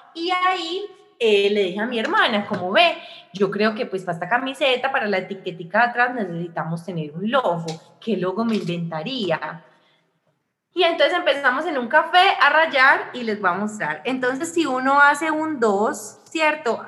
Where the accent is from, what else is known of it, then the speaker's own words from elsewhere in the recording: Armenia, Quindío, Colombia; moved away as an adult; now in Medellín, Colombia; yo soy de Armenia, pero yo vivo en Medellín